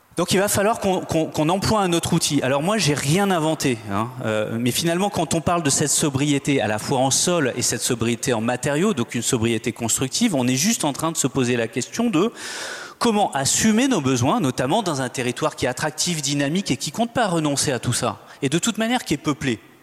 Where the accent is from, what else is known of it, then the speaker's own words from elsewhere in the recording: Nantes, Pays de la Loire, France; Je suis nantais